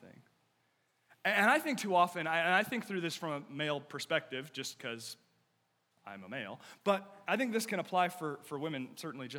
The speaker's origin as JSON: {"language": "English", "country": "United States", "said": "I love being an American, and I do, and there is no place else in the world I would rather live"}